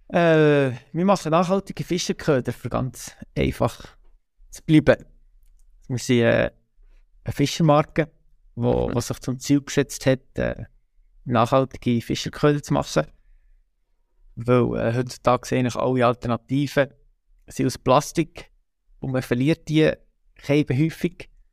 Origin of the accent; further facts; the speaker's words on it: Switzerland; wir sind drei Brüder und wir sind am, am Murten aufgewachsen